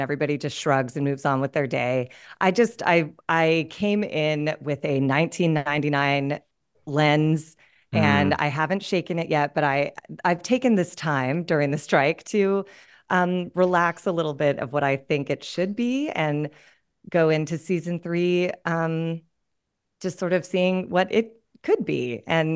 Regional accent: Pasadena, California, United States; moved away; also born or lived in New York; I grew up in Pasadena, California, but in the 80s

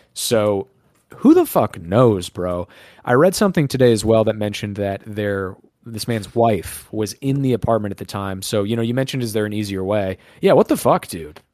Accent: United States; as an American

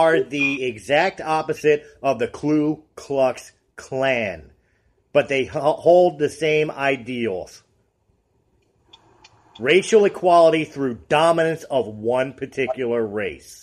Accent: United States; also born or lived in Colorado; I am an American-born, German descent white male.

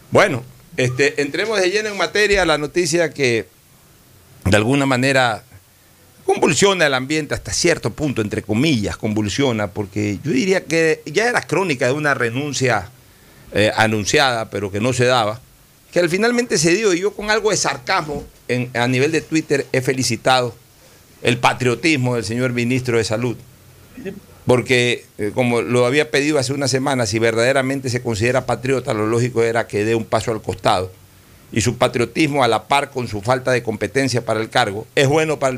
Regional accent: Guayaquil, Guayas, Ecuador; Este, mi mamá es de Manta, yo soy de Guayaquil.

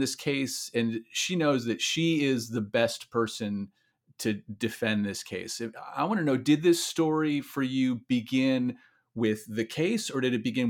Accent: Midwest, United States; born there; now in California, United States; And I might live in California now. I was born in the Midwest.

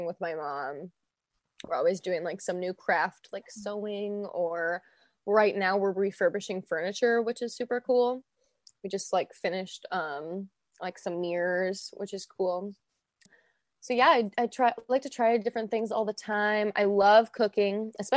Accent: Michigan, United States; I've since moved back to Michigan to pursue a new co-op in my home state

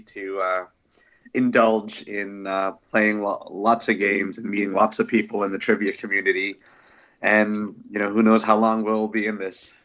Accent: New Jersey, United States; I am from New Jersey

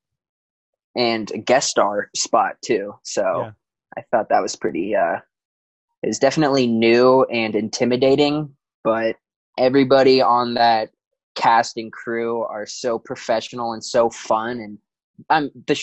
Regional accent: Chicago, Illinois, United States; growing up in Chicago

